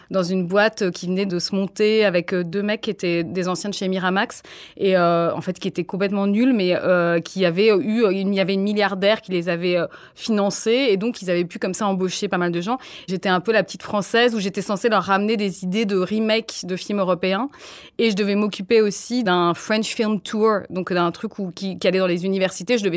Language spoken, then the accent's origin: French; Nigeria; J'ai grandi en Afrique, au Nigeria, et donc j'avais pas de télévision.